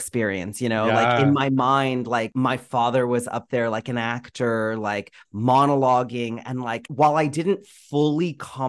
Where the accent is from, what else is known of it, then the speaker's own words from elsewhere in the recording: New York, United States; also born or lived in Boston; So, you know, I was born in Boston. I don't remember living there at all. My family moved immediately, pretty quickly after I was born, to New York. And I spent the first 4 years of my life in Queens and Ozone Park.